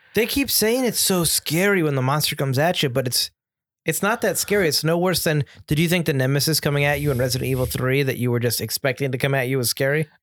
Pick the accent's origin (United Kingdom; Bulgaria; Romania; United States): United States; as an American buyer